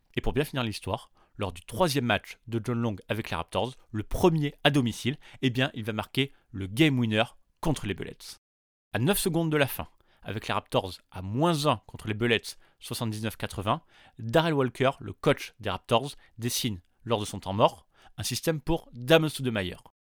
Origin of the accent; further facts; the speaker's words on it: France; chez nous, en France